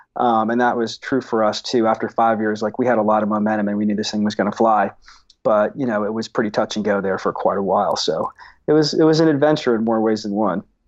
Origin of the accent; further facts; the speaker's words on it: Seattle, Washington, United States; I grew up in Seattle, um, in the seventies.